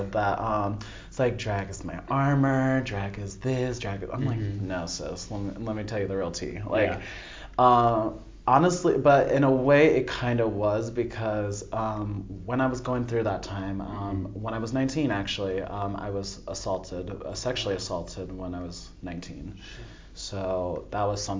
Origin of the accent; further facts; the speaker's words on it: upstate New York, United States; moved away as an adult; also born or lived in Temecula, California; I'm originally from Temecula, California, but I've lived in upstate New York for most of my life, from 9 to till I was like 21